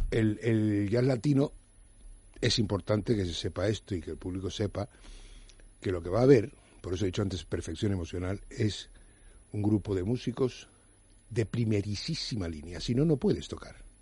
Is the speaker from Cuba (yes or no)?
yes; Cuba; soy cubano, que también nos damos mucho autobombo, pero no soy argentino